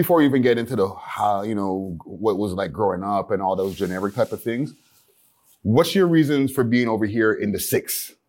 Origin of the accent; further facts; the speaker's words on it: Montreal, Quebec, Canada; now in Toronto, Canada; I'm from Montreal originally